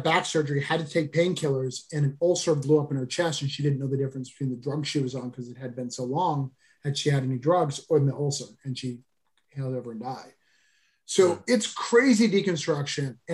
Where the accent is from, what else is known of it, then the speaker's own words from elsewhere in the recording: New Hampshire, United States; moved away; this book is actually set in my hometown